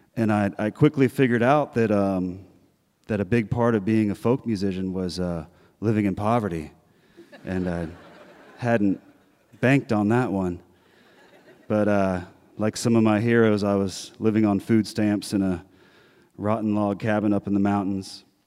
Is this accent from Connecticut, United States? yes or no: no; Harpers Ferry, West Virginia, United States; I grew up in West Virginia in a little town called Harpers Ferry.